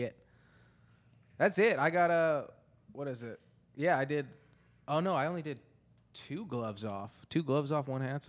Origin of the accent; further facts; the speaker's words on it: Antelope Valley, California, United States; There's a store in when we were growing up in Antelope Valley for a little bit.